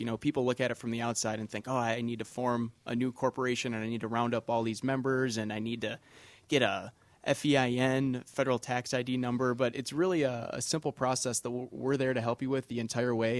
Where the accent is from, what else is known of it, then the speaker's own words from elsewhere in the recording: Kenosha, Wisconsin, United States; moved away; I'm originally from Kenosha, Wisconsin